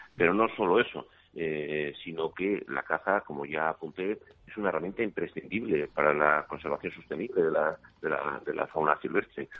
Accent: León, Castile and León, Spain; Yo soy de León

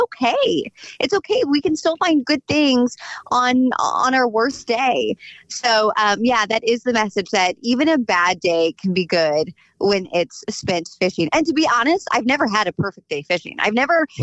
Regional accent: Sullivan, Missouri, United States; also born or lived in Bourbon, Missouri; in my hometown, in my backyard, growing up on a farm out there in Bourbon and in the Sullivan area

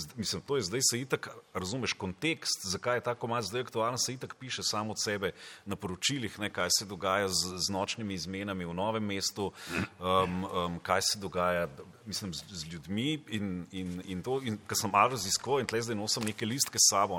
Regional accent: Nazarje, Savinjska, Slovenia; jaz sem doma iz Nazarja

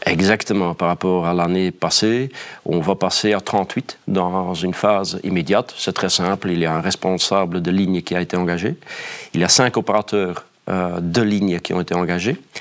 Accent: Flanders, Belgium; accent: Flemish; je n'ai euh, pas de difficulté de travailler en tant que flamand en Wallonie

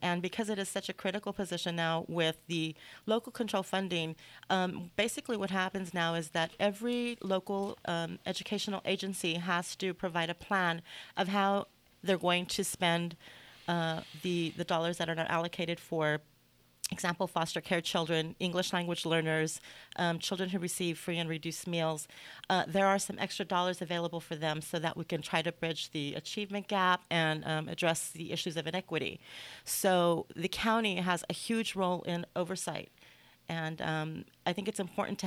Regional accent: Rialto, California, United States; I was raised in Rialto.

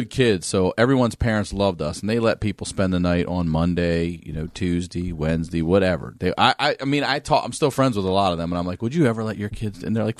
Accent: Baltimore, Maryland, United States; I'm from Maryland. Maryland? Yeah, Baltimore. But got the accent right.

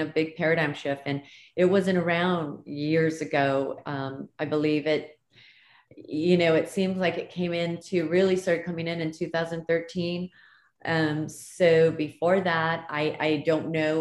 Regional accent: Hawaii, United States; moved away; I'm originally from Hawaii, born and raised in Hawaii

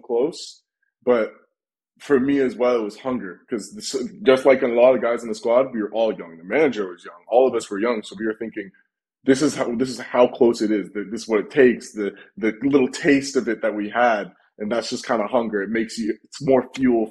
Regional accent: United States; moved away as an adult; now in Birmingham, United Kingdom; growing up in the States

